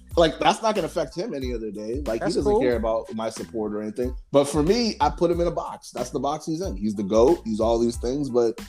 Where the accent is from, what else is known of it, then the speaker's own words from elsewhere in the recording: Boston, Massachusetts, United States; I think this is the Bostonian.